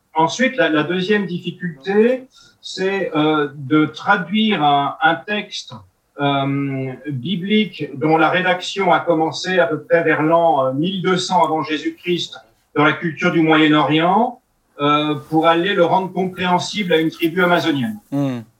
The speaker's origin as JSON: {"language": "French", "country": "France", "first_language": "French", "said": "chez nous en France"}